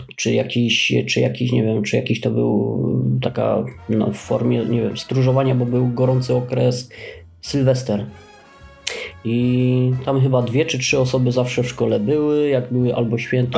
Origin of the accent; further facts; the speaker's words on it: Oświęcim, Lesser Poland, Poland; u nas w Oświęcimiu